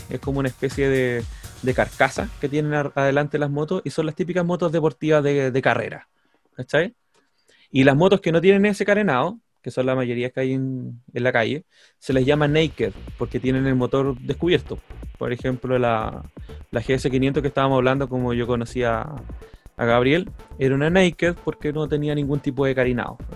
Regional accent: Renca, Santiago Metropolitan Region, Chile; now in Ñuñoa, Chile; nací en Renca. Corazón de Renca

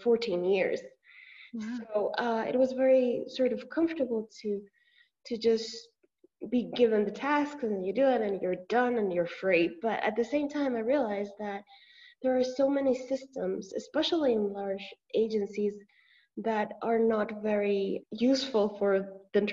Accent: Mexico; English is a second language; now in León, Mexico; I'm from Mexico

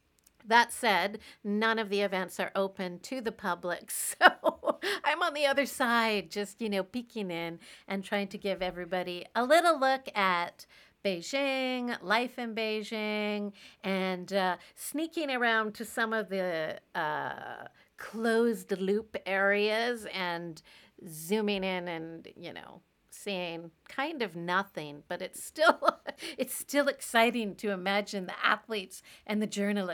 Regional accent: Canada; moved away as an adult; now in China; I'm a Canadian gal living in China where I teach middle school in an international school.

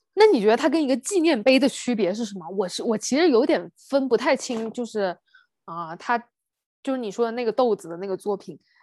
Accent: China; 我们中国人如此地乐观啊

